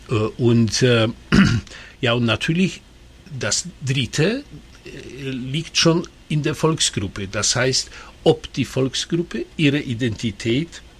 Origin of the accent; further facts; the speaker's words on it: Silesian Voivodeship, Poland; Ich, ich werde aber immer äh, gerne sagen, ich bin ein äh, Schlesier.